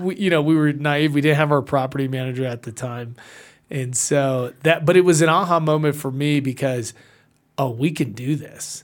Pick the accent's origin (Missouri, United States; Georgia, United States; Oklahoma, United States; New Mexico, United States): Georgia, United States; Atlanta; also born or lived in Puerto Rico; I was born in Puerto Rico, raised in Atlanta, hot Atlanta